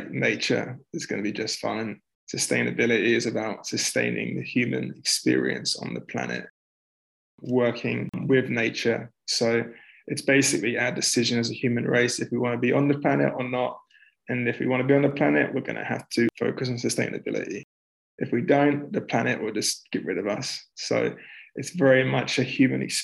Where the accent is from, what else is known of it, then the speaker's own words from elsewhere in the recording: London, United Kingdom; moved away as an adult; also born or lived in Melbourne, Australia / Vancouver, Canada; I'm from North London originally